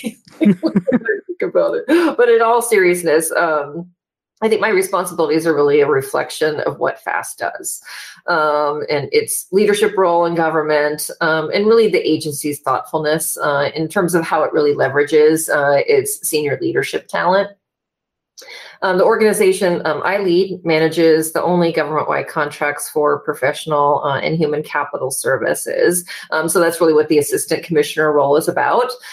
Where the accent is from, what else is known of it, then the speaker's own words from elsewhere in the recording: Wrangell, Alaska, United States; moved away as an adult; also born or lived in Seattle, Washington; I left my hometown in Wrangell, Alaska, and moved to Seattle to go to college